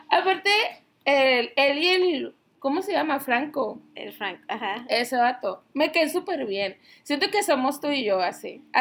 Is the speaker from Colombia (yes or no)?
no; Mexico; Pero nacimos en México.